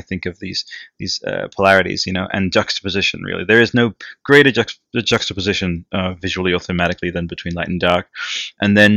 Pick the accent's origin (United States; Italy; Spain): Italy; English is a second language; moved away; I grew up in Italy, and my English for a long time was just like bleh